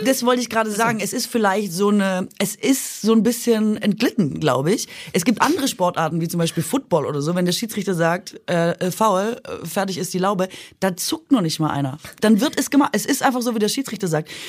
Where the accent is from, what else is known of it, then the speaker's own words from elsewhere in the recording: Baden-Württemberg, Germany; moved away; ich komme ja aus Mahlzeitland eigentlich. Baden-Württemberg